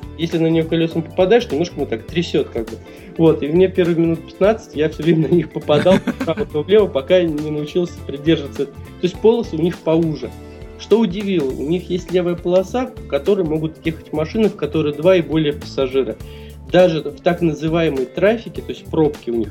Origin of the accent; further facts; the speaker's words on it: Russia; из России